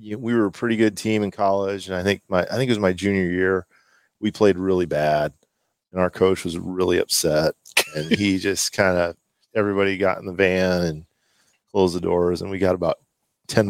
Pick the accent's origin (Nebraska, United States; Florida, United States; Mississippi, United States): Nebraska, United States; Omaha; born or raised there